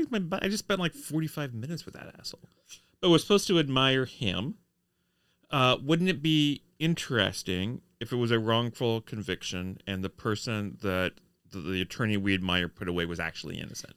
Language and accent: English; United States; we're Americans